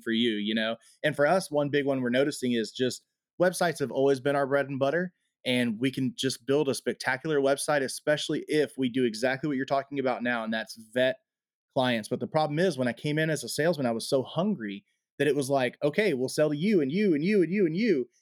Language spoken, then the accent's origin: English; United States; as American citizens